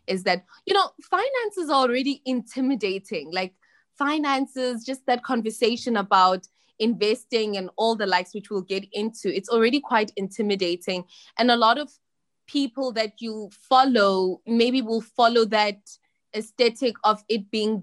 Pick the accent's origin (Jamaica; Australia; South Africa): South Africa; moved away as an adult; also born or lived in China; I'm from South Africa